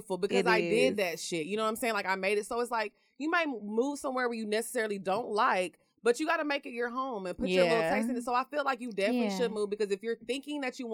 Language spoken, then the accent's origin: English; Orange, Texas, United States; moved away as an adult; also born or lived in Houston, Texas; I lived in Houston for 10 years, but I grew up in Orange, Texas.